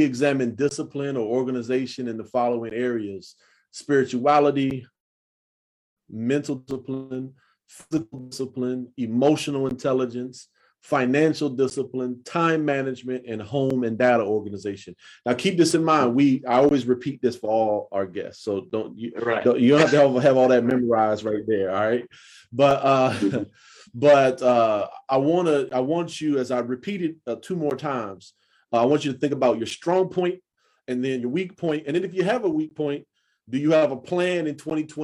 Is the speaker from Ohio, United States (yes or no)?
no; North Carolina, United States; I'm from North Carolina and I'm 48 years old.